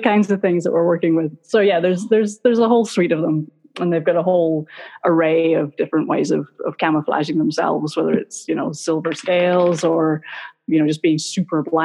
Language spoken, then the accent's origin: English; Glasgow, Scotland, United Kingdom; moved away as an adult; now in Florida, United States; I grew up in Scotland. I grew up in Glasgow.